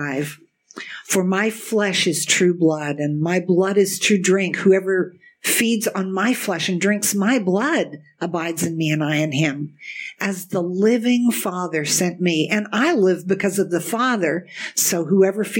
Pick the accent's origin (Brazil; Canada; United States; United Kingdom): Canada; Kitchener, Ontario; I grew up in the Kitchener-Waterloo area with all our German roots